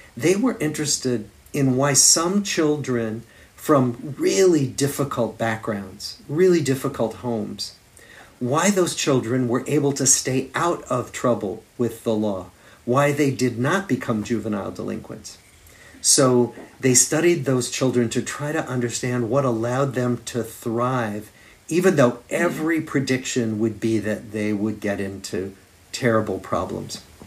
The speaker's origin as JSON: {"language": "English", "town": "Des Moines", "region": "Iowa", "country": "United States", "tie": "born or raised there", "also_born_or_lived": "Massachusetts", "moved": "as an adult", "lives_now": "Boston, United States", "said": "I grew up in Des Moines, Iowa, in the Middle West of the United States."}